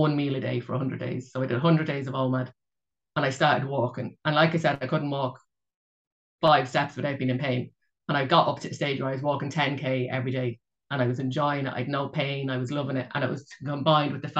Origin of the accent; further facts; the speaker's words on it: Ireland; I'm from Ireland and a Roman Catholic